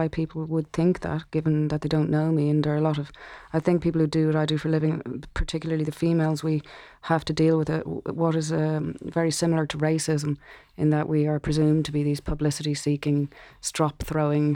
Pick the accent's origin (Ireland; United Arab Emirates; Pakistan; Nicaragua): Ireland; growing up in Ireland